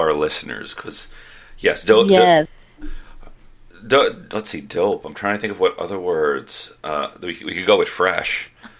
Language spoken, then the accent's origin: English; New York City, New York, United States; I grew up in New York City in the 80s.